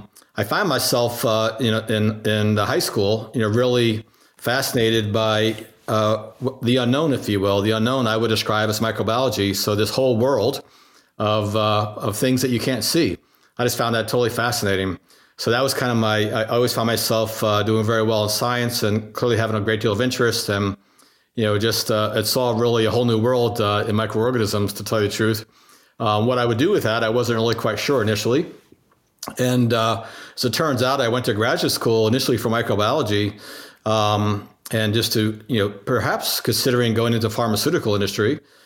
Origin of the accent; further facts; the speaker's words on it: New Jersey, United States; also born or lived in Virginia / Germany / France / Pennsylvania; I was born in Virginia. My dad was actually in the military. So as a boy, I lived in Germany and France, Pennsylvania, and then he came back and retired in New Jersey. And so from there, I more or less grew up